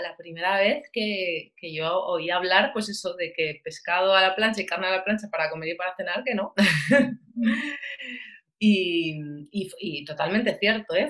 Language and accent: Spanish; Valencia, Valencian Community, Spain; soy de Valencia